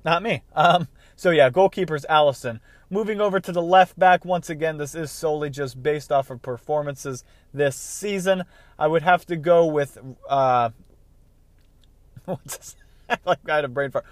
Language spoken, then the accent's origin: English; United States